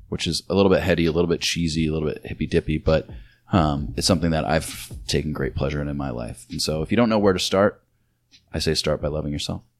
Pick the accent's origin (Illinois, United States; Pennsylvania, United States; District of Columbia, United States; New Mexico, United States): Illinois, United States; moved away; my town, my hometown's sponsored by Bush Light